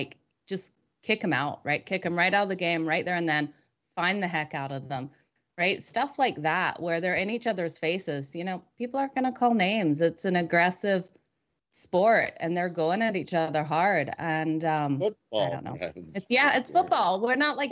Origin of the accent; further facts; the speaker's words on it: Australia; moved away; I grew up in Australia